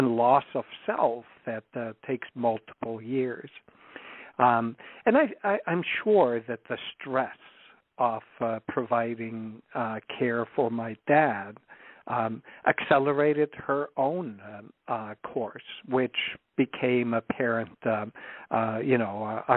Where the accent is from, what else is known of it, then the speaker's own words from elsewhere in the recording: Iceland; moved away; I'm originally from Iceland, so my parents lived there